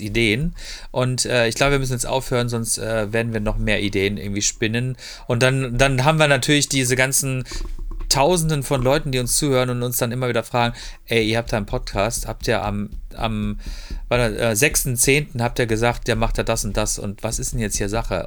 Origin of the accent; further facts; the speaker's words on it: Freiburg, Baden-Württemberg, Germany; now in Ruhr area, Germany; Ich bin halt, äh, bin halt, man sagt so schön, ähm, Freiburger Bobbele